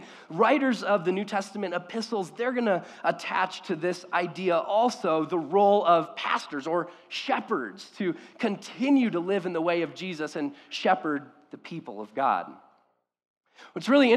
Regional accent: Orange County, California, United States; I grew up in Orange County

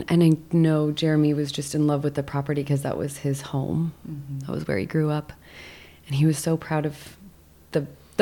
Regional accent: Los Angeles, California, United States; also born or lived in Colorado; I was born and raised in Los Angeles, and I spent a few years in Colorado in the southwestern corner

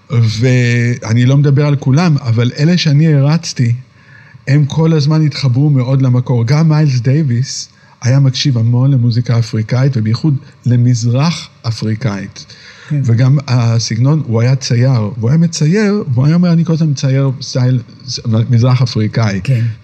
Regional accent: Tel Aviv, Tel Aviv District, Israel; moved away as an adult; also born or lived in New York; גדלתי פה. פה, אוקיי, עד גיל 20.

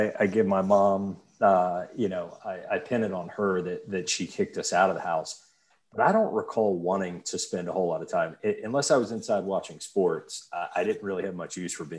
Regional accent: Mechanicsville, Virginia, United States; I grew up in Mechanicsville on a giant farm that my family still lives on to this day.

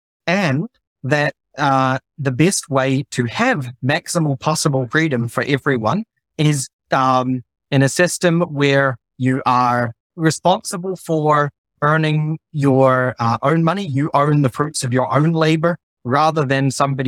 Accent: New Zealand; moved away as an adult; also born or lived in Tonga / Australia / Netherlands; now in Germany; I'm originally from New Zealand. I grew up there for the first 10 years of my life, then spent close to 2 years in the Kingdom of Tonga, my little Pacific Island

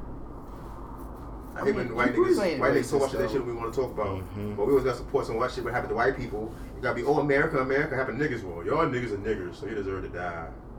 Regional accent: New York, United States; I'm from New York.

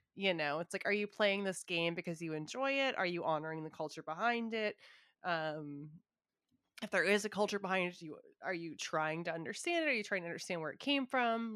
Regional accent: Southern California, United States; I grew up in SoCal

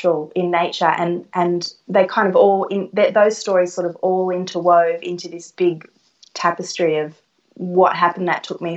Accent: Sydney, New South Wales, Australia; I was born and raised in Sydney, and I'm from an Italian family

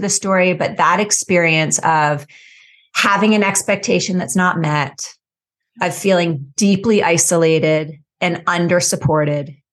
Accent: New York City, New York, United States; now in Boulder, United States; I grew up in New York City in Brooklyn, New York, and I was raised by two very successful and yet very anxious parents

